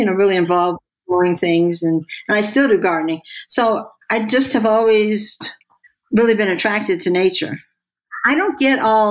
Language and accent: English; St. Louis, Missouri, United States; now in Santa Fe, United States; when I was a kid, I grew up in St. Louis in a suburb